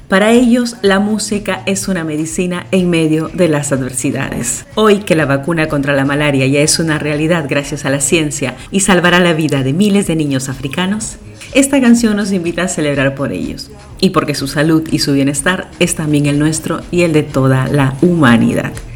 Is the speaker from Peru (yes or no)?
yes; Peru; en nuestro país